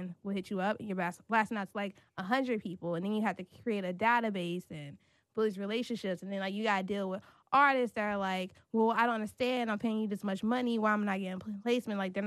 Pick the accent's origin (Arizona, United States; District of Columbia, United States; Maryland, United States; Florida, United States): District of Columbia, United States; Washington; also born or lived in North Carolina / Crown Heights, New York; I grew up in D.C. So I've been in D.C. since I was 3 years old.